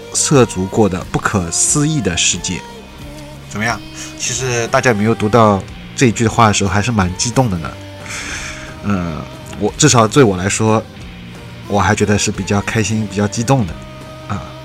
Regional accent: China; 我们中国人

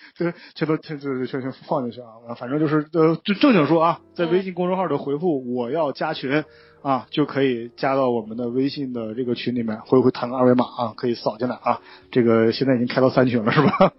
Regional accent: Northeast China, China; moved away; also born or lived in Guangzhou; 我是一匹来自东北的狼

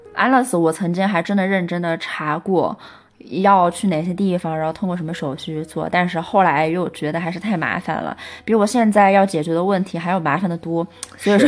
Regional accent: Chengdu, Sichuan, China; 后来呢，我又是在成都的一个区带大，然后跟爷爷奶奶在一起

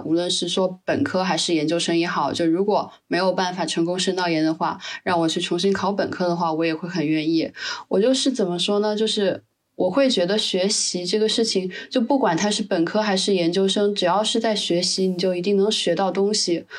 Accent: southern China, China; moved away; also born or lived in Edmonton, Canada; 我是南方人嘛

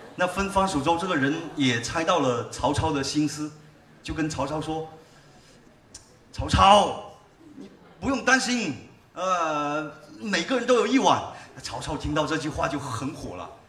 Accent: Haifeng, Guangdong, China; accent: Haifeng dialect; 就我们老家那边农村打群架的一个故事，呃用海丰话演唱。

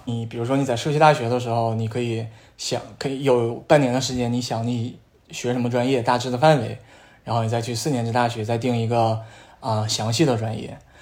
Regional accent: Northeast China, China; accent: Northeastern dialect; moved away as an adult; now in United States; 我们东北话叫街溜子

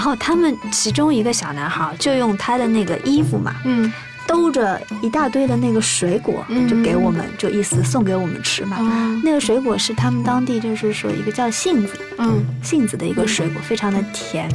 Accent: Shanghai, China; 因为我从小是上海长大的嘛

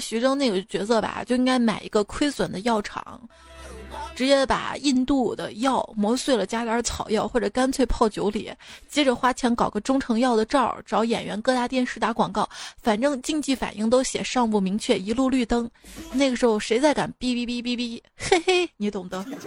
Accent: Shaanxi, China; accent: Shaanxi dialect; 用我们陕西话来说呢，就是坤得燃燃唧唧的，燃面子燃的

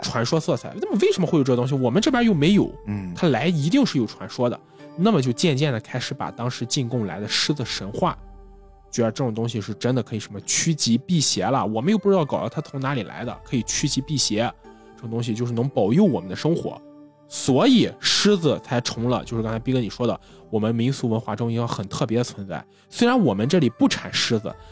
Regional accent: northern China, China; 我们俩作为北方人，现在我们家族可能我们也有亲戚

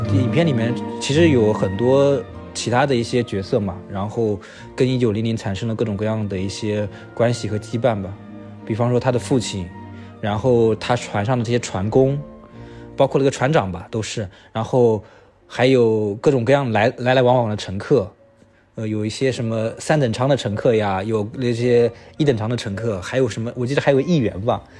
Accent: China; 我们中国人

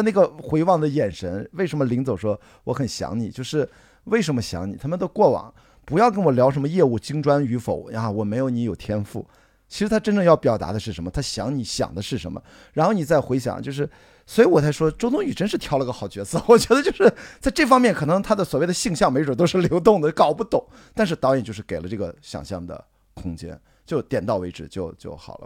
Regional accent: Qingdao, Shandong, China; 我青岛人

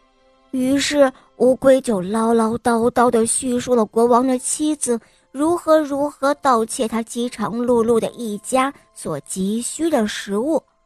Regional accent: Shenyang, Liaoning, China; 我今年六岁，我来自沈阳

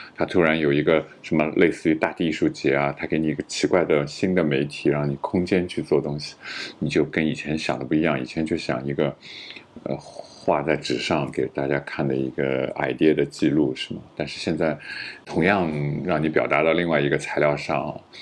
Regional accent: Shanghai, China; 但是我就上海人嘛，然后我就特别不想离开上海

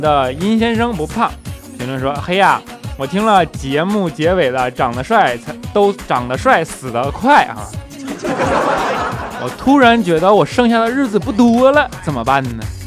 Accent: Northeast China, China; 东北的呗

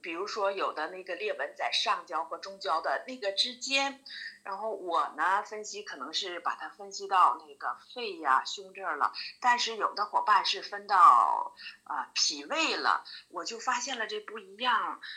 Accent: Daqing, Heilongjiang, China; 我是黑龙江的。 ，呃，我家在黑龙江的大庆游城，铁人王进喜的故乡嗯，也是为祖国的发展做出了伟大的贡献的一座英雄城市

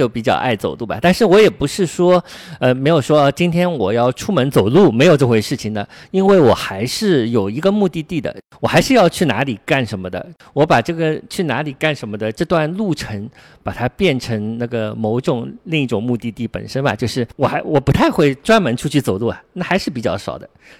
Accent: Shanghai, China; 我小时候住在瑞金二路南昌路附近

